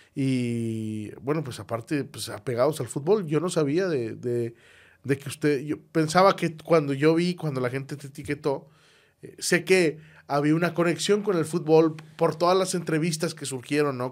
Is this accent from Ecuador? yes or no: no; Monterrey, Nuevo León, Mexico; somos regios, somos de Monterrey